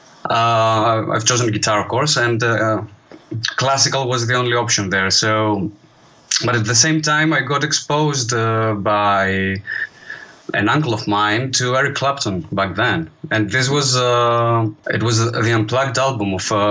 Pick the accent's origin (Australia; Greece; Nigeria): Greece; also born or lived in Edinburgh; there were many opportunities to play live here in my hometown